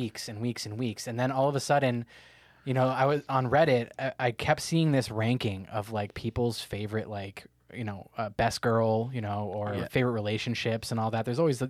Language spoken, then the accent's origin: English; Canada; we're Canadian.